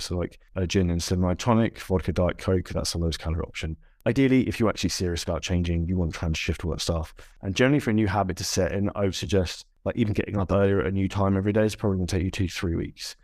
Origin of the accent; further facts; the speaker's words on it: United Kingdom; if you're from the U K, like I am